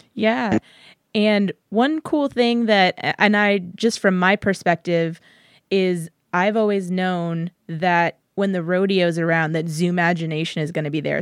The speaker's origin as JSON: {"language": "English", "town": "San Antonio", "region": "Texas", "country": "United States", "tie": "born or raised there", "said": "growing up in San Antonio"}